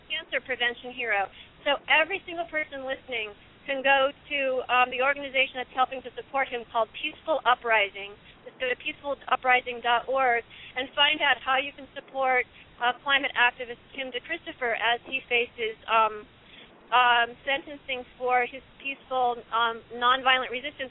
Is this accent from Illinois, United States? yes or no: yes; Illinois, United States; my home state of Illinois